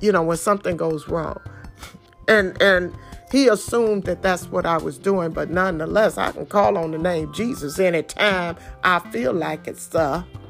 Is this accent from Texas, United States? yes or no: no; Detroit, Michigan, United States; I come straight from Detroit